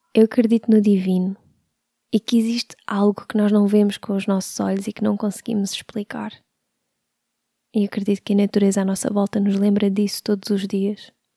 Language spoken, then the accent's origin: Portuguese; Sintra, Lisbon, Portugal; Nasci em Lisboa em 1989. Vivi a maior parte da minha vida em Sintra